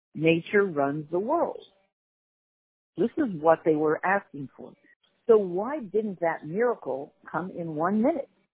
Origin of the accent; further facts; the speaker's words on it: Canada; as a Canadian